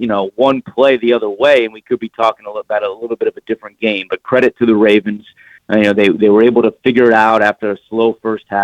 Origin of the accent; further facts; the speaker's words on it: New Jersey, United States; I'm from New Jersey